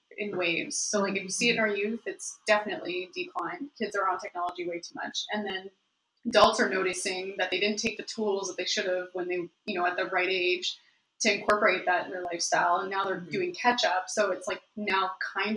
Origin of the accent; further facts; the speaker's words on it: Oshawa, Ontario, Canada; moved away as an adult; also born or lived in Australia; now in Montreal, Canada; I'm from the Dirty Schwa. Ontario